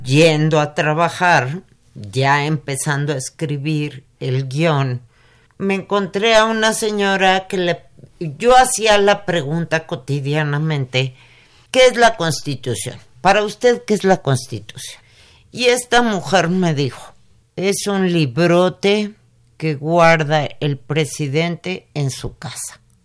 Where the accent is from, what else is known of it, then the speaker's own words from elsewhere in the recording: Mexico; cómo somos los mexicanos